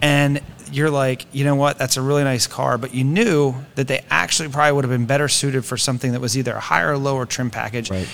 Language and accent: English; Greencastle, Pennsylvania, United States; I grew up in Pennsylvania